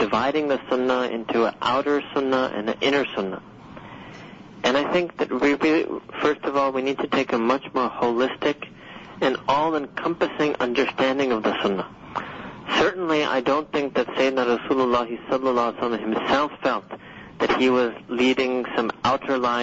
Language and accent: English; New York City, New York, United States; I was born and raised in Manhattan, New York City